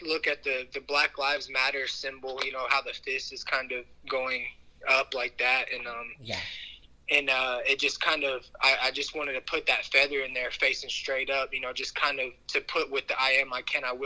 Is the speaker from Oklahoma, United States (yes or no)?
yes; El Reno, Oklahoma, United States; I am from El Reno, Oklahoma